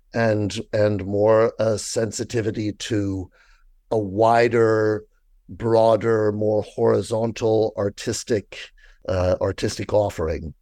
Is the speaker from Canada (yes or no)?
yes; Toronto, Ontario, Canada; moved away as an adult; also born or lived in France / Stratford; now in Toronto, Canada; I was born in Toronto